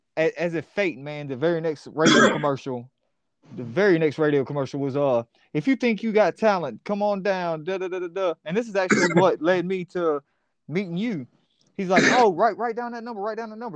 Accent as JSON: {"language": "English", "town": "Columbia", "region": "South Carolina", "country": "United States", "tie": "born or raised there", "also_born_or_lived": "Lexington, South Carolina", "moved": "yes", "said": "I was actually born in Lexington, West Hill, so I'm from Columbia. Like born and raised, man."}